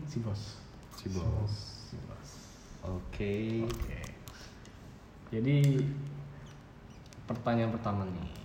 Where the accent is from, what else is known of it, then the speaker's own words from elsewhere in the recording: Surakarta, Central Java, Indonesia; ada gue dari Solo